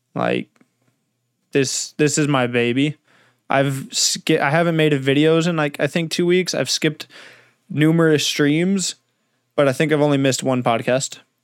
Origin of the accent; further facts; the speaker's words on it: Southern California, United States; now in Northern California, United States; I was born in Southern California